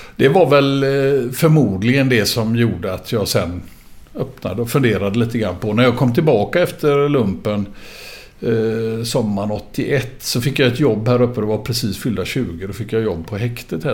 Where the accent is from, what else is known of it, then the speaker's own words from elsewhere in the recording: Gothenburg, Västra Götaland, Sweden; född och uppvuxen i Göteborg. Började ute på Hisingen